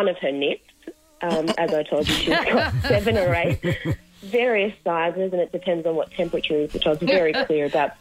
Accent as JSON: {"language": "English", "region": "Queensland", "country": "Australia", "tie": "born or raised there", "said": "I grew up in Queensland and that's a Promite house."}